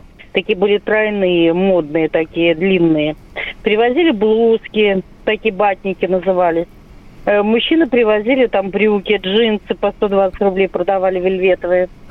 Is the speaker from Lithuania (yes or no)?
yes; Vilnius, Vilnius County, Lithuania; moved away; also born or lived in Moscow; Я сама из Вильнюса